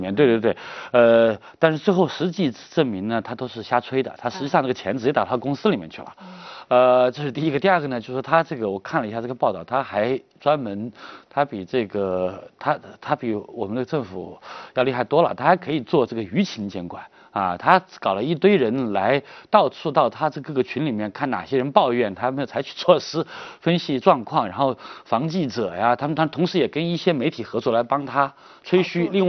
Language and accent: Chinese; Ningxiang, Hunan, China; moved away; 呃，宁乡县刘少奇的故乡，我的老家。